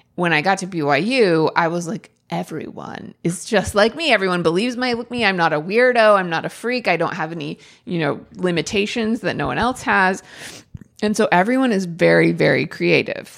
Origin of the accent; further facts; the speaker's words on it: Oregon, United States; I, I'm from Oregon